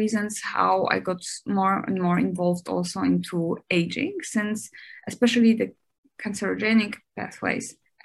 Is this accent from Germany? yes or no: yes; Germany; moved away as an adult; also born or lived in Dresden, Germany / United States; now in Shanghai, China; I grew up in Germany.